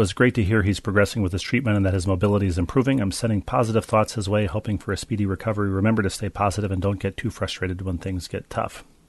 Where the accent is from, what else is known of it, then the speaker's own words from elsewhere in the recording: New Haven, Connecticut, United States; I grew up in New Haven, and we had family friends in Rocky Hill, New Jersey, near Princeton.